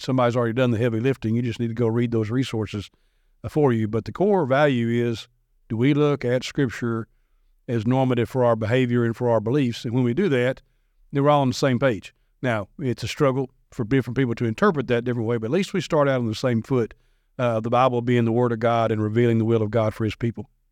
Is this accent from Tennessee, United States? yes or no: yes; Madison, Tennessee, United States; grew up in Madison, went to a private Christian school from second grade through twelfth grade